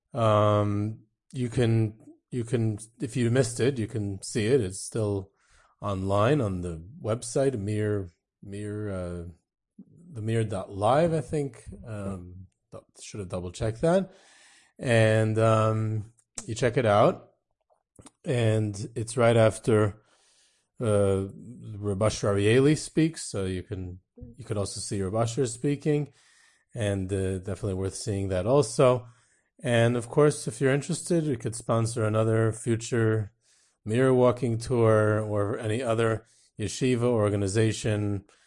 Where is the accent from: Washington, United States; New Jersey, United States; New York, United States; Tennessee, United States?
New York, United States; Monsey; I grew up in Muncie